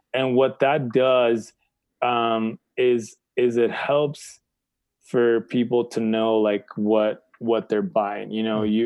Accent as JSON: {"language": "English", "town": "San Clemente", "region": "California", "country": "United States", "tie": "born or raised there", "said": "I was born in California in San Clemente"}